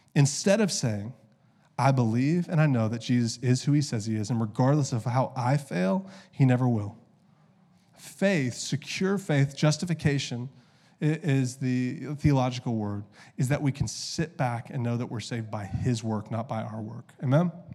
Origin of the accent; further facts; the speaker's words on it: the South, United States; I grew up in the South